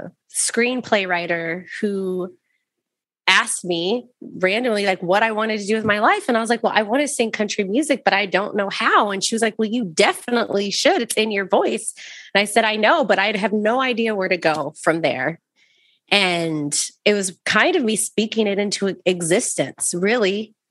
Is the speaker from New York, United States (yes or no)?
no; Waco, Texas, United States; I'm from Waco, Texas.